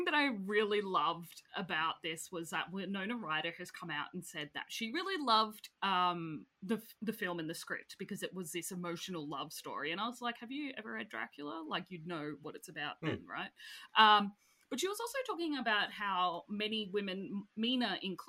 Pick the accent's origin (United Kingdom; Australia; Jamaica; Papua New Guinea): Australia; I'm Australian